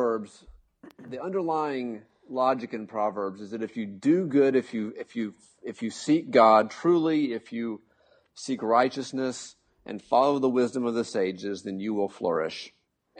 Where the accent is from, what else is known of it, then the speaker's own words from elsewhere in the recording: United States; I'm an American.